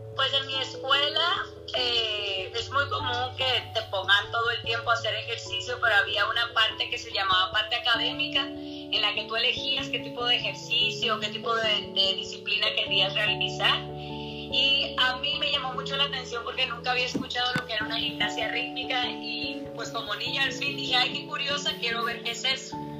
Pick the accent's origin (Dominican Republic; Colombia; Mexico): Dominican Republic; Santiago de los Caballeros, Santiago; donde yo soy, de la República Dominicana, en Santiago